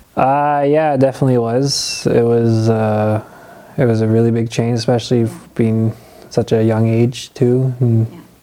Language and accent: English; Sudbury, Ontario, Canada; also born or lived in Moose Factory, Ontario; I was born and raised in Moose Factory, Ontario. I I was I lived there until I was nine years old, and when I was nine, I, in 2001, I moved here to Sudbury, Ontario